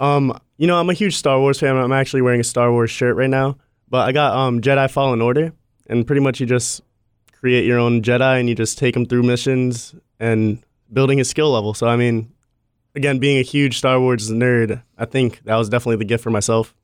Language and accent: English; Massachusetts, United States; now in Florida, United States; I'm from Massachusetts, now that I moved down south to Florida